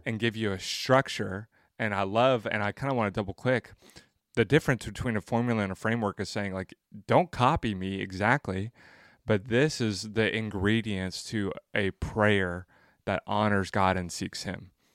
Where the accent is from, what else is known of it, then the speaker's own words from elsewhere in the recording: Franklin, Tennessee, United States; I'm actually from Franklin.